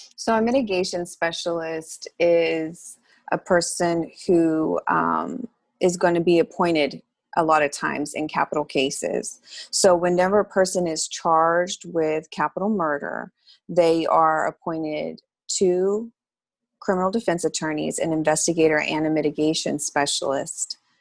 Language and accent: English; Lubbock, Texas, United States; moved away as an adult; now in Houston, United States; I was born and raised in Lubbock, and I graduated from Texas Tech